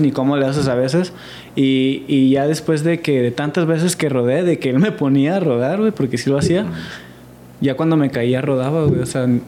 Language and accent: Spanish; Mexico; Como mexicanos